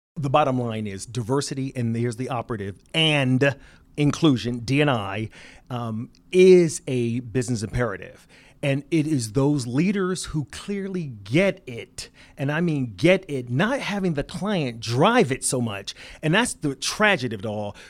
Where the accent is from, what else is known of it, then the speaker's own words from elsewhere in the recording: Philadelphia, Pennsylvania, United States; an inner city kid growing in Philadelphia